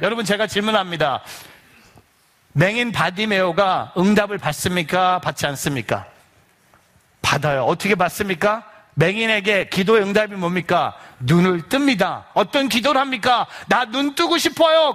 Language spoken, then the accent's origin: Korean; South Korea; now in New Jersey, United States; 저는 어렸을 때 한국에서 감리교에서 자랐기 때문에